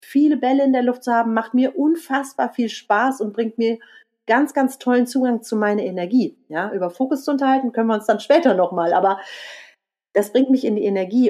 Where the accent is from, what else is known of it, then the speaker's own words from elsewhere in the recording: Leverkusen, North Rhine-Westphalia, Germany; now in Eckental, Germany; ich komme gebürtig aus Leverkusen